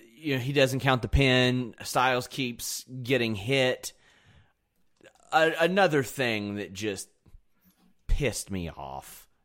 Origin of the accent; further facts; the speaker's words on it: Kentucky, United States; I'm from Kentucky.